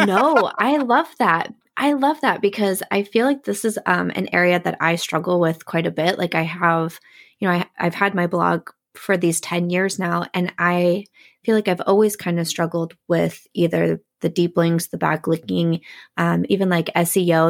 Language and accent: English; Midwest, United States; I'm from the Midwest